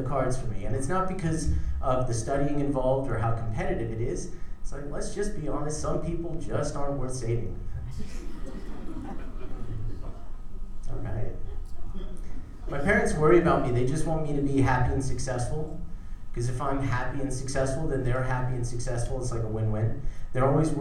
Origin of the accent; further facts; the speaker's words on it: South Africa; moved away; I was born in South Africa